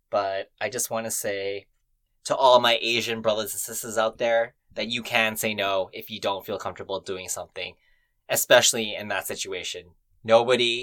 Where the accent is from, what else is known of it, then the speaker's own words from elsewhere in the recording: Vancouver, British Columbia, Canada; Me growing up in Vancouver of Western culture